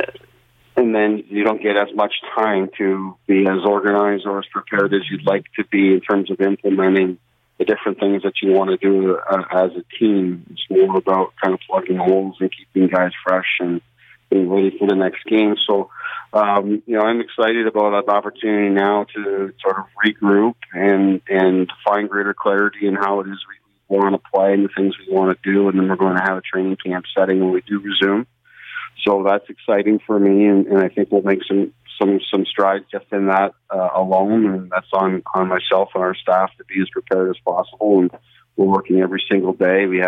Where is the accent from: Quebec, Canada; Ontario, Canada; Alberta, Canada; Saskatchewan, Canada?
Ontario, Canada; Brampton; I grew up in Brampton, Ontario myself